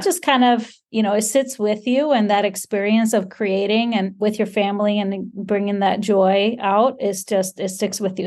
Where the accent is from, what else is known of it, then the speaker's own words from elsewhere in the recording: Iceland; This is living in Iceland, born and raised in Iceland, living in Iceland